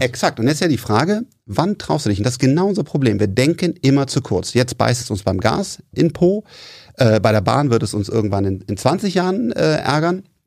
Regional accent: Bonn, North Rhine-Westphalia, Germany; wir kommen aus Bonn

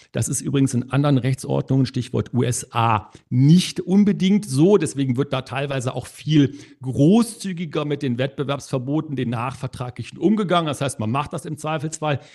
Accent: Germany; bei uns in Deutschland

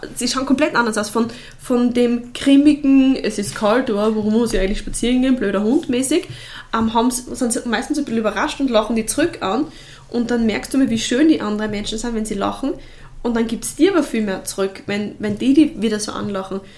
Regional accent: Bruck an der Mur, Styria, Austria; ich komme ja trotzdem vom Land, also ich komme aus Bruck und Amur

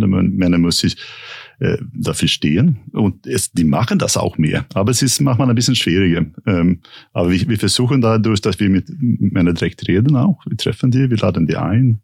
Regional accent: Sweden; German is a second language; now in Germany; für mich als Schwede

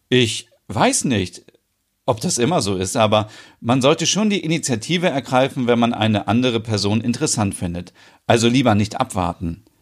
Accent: Sweden; Ich habe daher schon öfters als Schwedin erlebt, dass männliche Touristen denken, alle Schwedinnen seien für Sex empfänglich und man könnte uns plump anmachen.

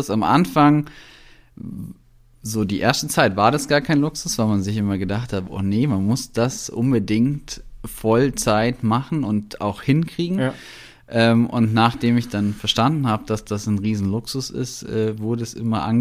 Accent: Kempten, Bavaria, Germany; also born or lived in Berlin, Germany; bin 33 Jahre alt, ähm, komme aus Kempten im Allgäu, also eigentlich aus Weidnau.

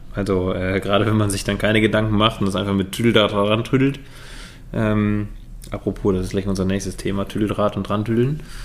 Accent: Rhineland, Germany; Bei uns im Rheinland

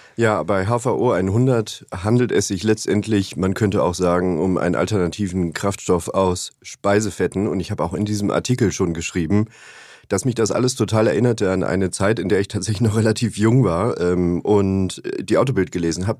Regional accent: Upper Bavaria, Germany; now in Hamburg, Germany; in meiner Heimat ähm, in Oberbayern

